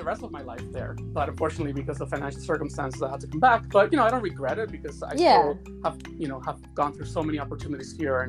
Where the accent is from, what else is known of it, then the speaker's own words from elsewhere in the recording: Bronx, New York, United States; And that's what I saw when I was growing up in the Bronx.